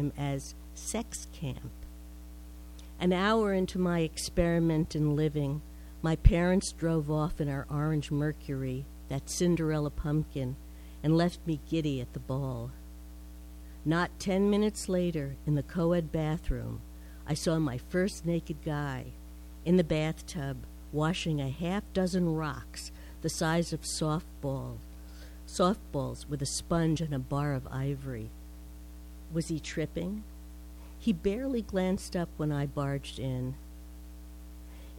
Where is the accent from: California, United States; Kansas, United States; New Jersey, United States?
New Jersey, United States; moved away as an adult; now in Vermont, United States; I was born in New Jersey, I grew up over my parents' clothing store